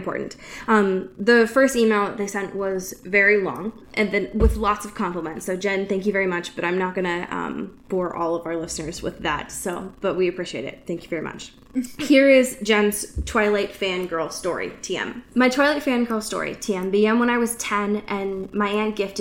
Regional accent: Pacific Northwest, United States; I grew up in the Pacific Northwest my whole life

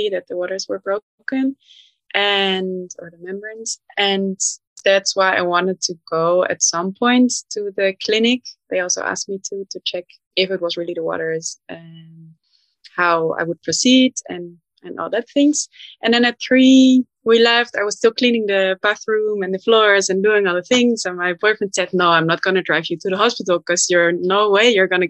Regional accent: Netherlands; moved away as an adult; now in Berlin, Germany; I'm from the Netherlands and we have a strong home birth culture

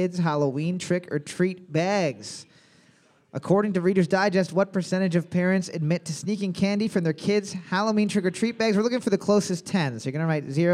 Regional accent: Canada

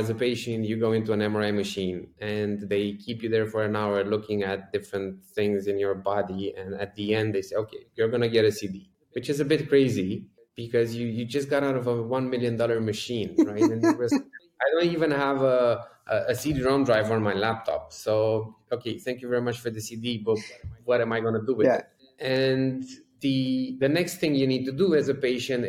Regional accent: Bucharest, Romania; I grew up right here in Bucharest, Romania

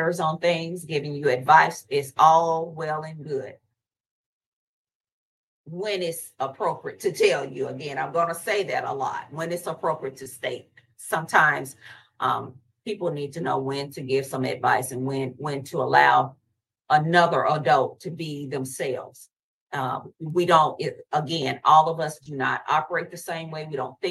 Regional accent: the South, United States; I'm from the South

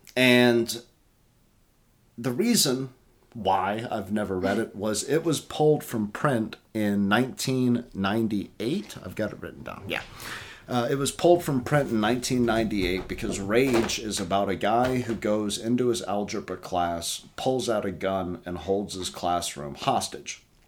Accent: Tennessee, United States; We're from Tennessee

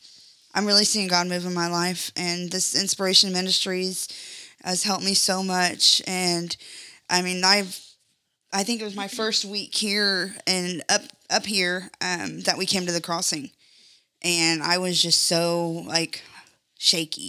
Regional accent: Brazil, Indiana, United States; I am from Brazil, Indiana

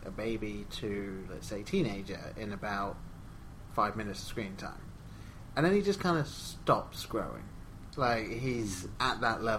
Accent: England, United Kingdom; Growing up in England

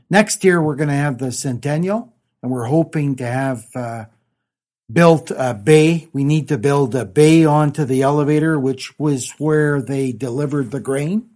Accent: Ponteix, Saskatchewan, Canada; moved away as an adult; now in Gravelbourg, Canada; I always kept a branch office in my hometown, which was Pontex

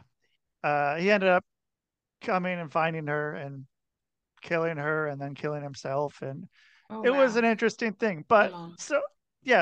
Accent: Portland, Oregon, United States; moved away as an adult; also born or lived in Minnesota / Salt Lake City, Utah; I grew up in Portland, Oregon.

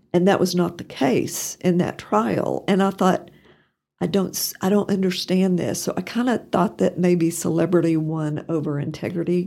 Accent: Pampa, Texas, United States; moved away as an adult; also born or lived in Norman, Oklahoma; now in Amarillo, United States; I grew up in Pampa, And I guess to some extent, I'm still a harvester at heart

